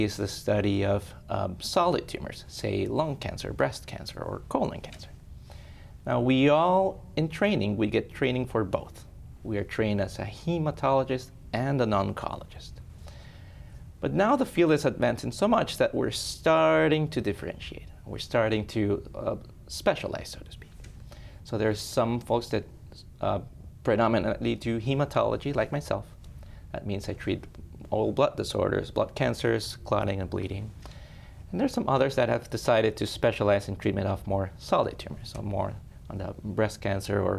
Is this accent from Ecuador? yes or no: yes; Ecuador; moved away as an adult; also born or lived in Spain; now in Sioux Falls, United States; I was born and raised in Ecuador